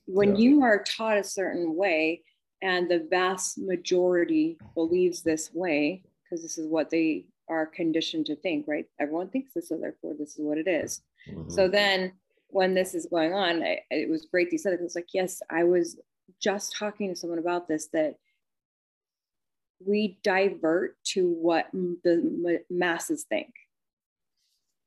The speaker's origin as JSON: {"language": "English", "region": "California", "country": "United States", "tie": "born or raised there", "said": "I grew up in California, and that was Price Club, wasn't Costco"}